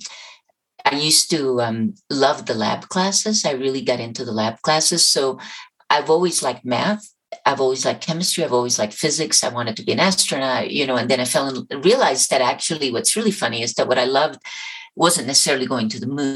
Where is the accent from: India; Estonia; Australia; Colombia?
Colombia; moved away; Colombia, my home country